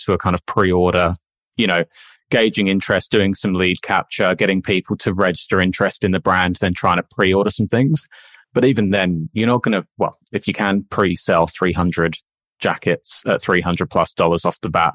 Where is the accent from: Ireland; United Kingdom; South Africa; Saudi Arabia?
United Kingdom; England; now in Australia; Being English